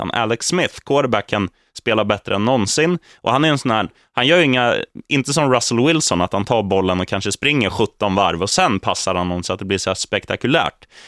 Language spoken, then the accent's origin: Swedish; Eskilstuna, Södermanland, Sweden; Är jag från South? Nej, jag är från Eskilstuna Öst.